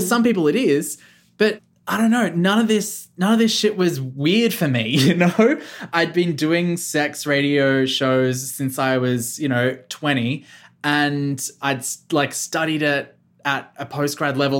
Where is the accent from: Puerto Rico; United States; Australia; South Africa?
Australia; moved away as an adult; also born or lived in Melbourne; now in central Victoria, Australia; I was born in Melbourne, but I, I, I grew up on the South Coast, and then moved back to Melbourne when I was eighteen